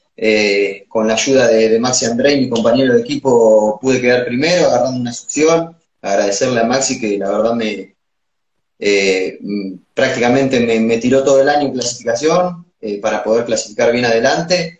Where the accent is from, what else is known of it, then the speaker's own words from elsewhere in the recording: Sierra, Buenos Aires, Argentina; cuando llegué acá a, mi pueblo, a Sierra